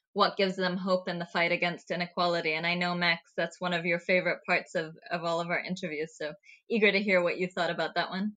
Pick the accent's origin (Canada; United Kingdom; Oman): Oman; growing up in Oman, I had a very particular history taught to me